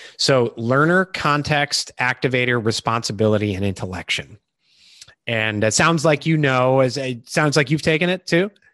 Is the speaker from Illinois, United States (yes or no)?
yes; Chicago, Illinois, United States; moved away as an adult; also born or lived in Iowa; now in Charleston, South Carolina, United States; I grew up in Illinois, Chicago